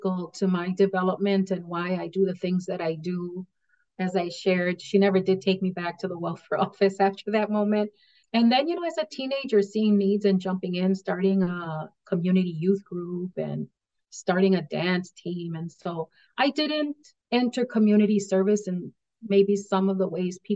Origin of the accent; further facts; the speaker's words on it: United States; I was born and raised on the South Side. It was primarily a Polish community and then a Latino IX community.